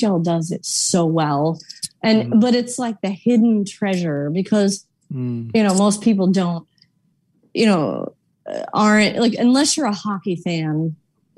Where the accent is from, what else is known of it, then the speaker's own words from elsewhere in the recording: Midwest, United States; now in Washington, United States; I'm a Midwesterner